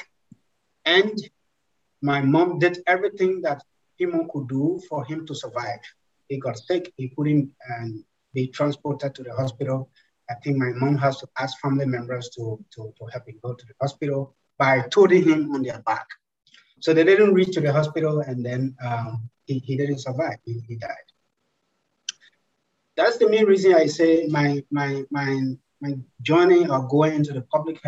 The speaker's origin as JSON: {"language": "English", "country": "Liberia", "tie": "born or raised there", "said": "I was born here in Liberia."}